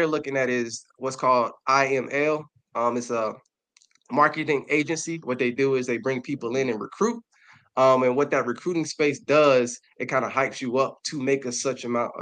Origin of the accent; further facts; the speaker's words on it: Darlington, South Carolina, United States; now in Columbia, United States; I'm from Darlington, South Carolina, a humbling city right outside of Florence.